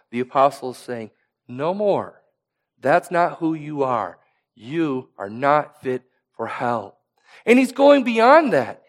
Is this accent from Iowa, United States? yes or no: yes; Iowa, United States; I come from Iowa, where there's farmland that is passed down from generation to generation